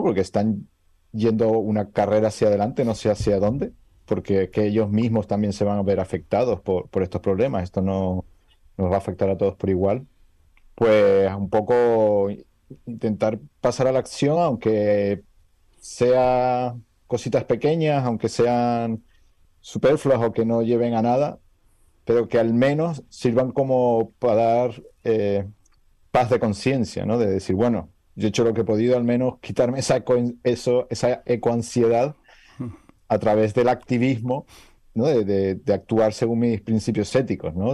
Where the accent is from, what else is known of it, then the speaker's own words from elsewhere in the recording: Canary Islands, Spain; venir de una tierra donde, como Canarias, donde podemos disfrutar